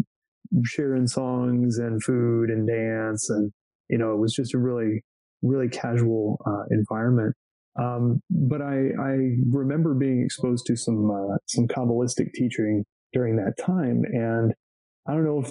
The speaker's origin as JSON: {"language": "English", "town": "Georgetown", "region": "Texas", "country": "United States", "tie": "born or raised there", "also_born_or_lived": "Austin", "said": "I grew up in Georgetown, which is a little north of Austin, little suburb"}